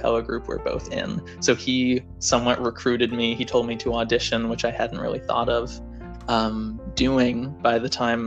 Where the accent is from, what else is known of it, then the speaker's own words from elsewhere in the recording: New York City, New York, United States; moved away as an adult; I'm from New York City. I went to Bronx Science